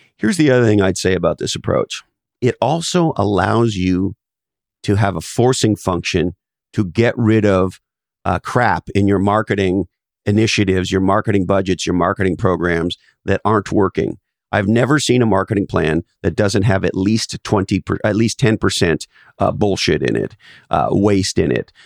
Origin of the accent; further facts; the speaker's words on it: Canada; now in United States; I was originally born in Canada, and I'm now an American citizen